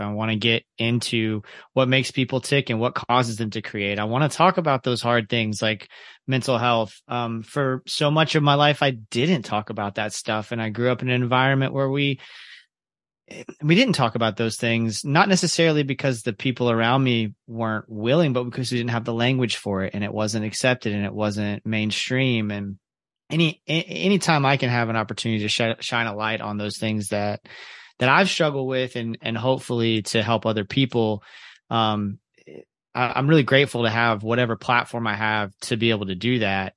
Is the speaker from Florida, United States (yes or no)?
yes; Ocala, Florida, United States; also born or lived in Kentucky / Jacksonville, Florida; now in Orlando, United States; I grew up in Central Florida